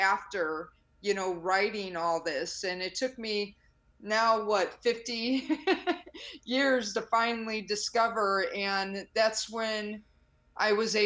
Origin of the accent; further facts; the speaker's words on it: Chicago, Illinois, United States; I grew up in the South Side of Chicago, single parent on food stamps